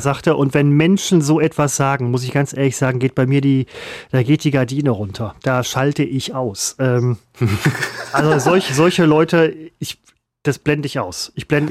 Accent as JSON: {"language": "German", "town": "Essen", "region": "North Rhine-Westphalia", "country": "Germany", "said": "der Stadtteil, wo ich herkomme"}